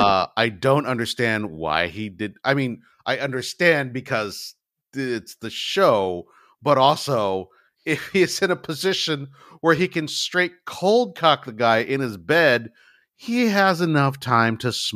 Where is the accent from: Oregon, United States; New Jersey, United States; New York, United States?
New Jersey, United States; And I did what I had to do because I'm from Jersey.